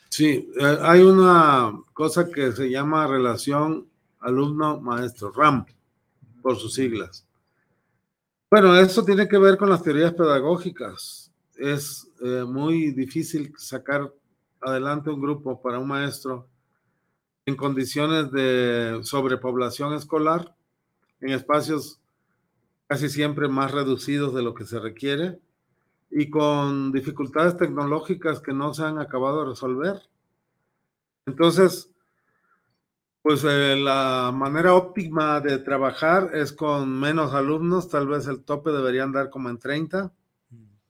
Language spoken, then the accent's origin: Spanish; Oaxaca, Mexico; soy oaxaqueño